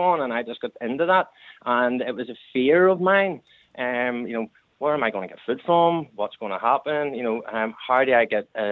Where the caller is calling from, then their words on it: County Down, Northern Ireland, United Kingdom; I'm calling from County Down here